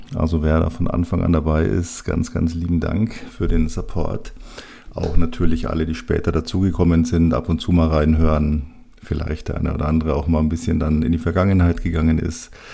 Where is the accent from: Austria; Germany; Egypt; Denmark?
Germany; Munich, Bavaria; ich bin ganz am Nordrand der Stadt aufgewachsen, von meinem Kinderzimmerfenster aus konnte ich tatsächlich über die ganze Stadt schauen, bis zu den Alpen